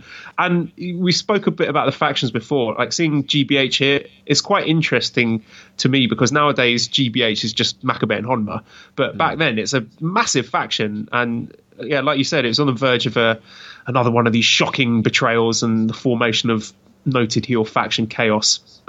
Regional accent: United Kingdom; it feels weird for me as a British person

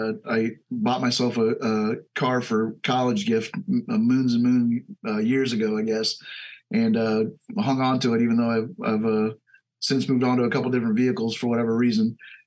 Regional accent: Omaha, Nebraska, United States; Born and raised in Omaha.

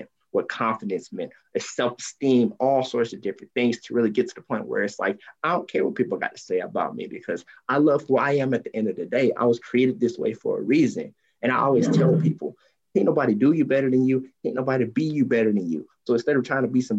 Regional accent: Columbus, Georgia, United States; also born or lived in Washington, D.C.; I'm born and raised in Columbus, Georgia. I'm still in the area right now

